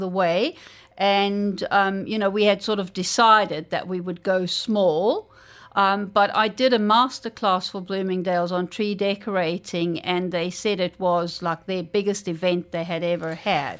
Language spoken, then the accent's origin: English; South Africa; now in Dubai, United Arab Emirates; where I grew up in South Africa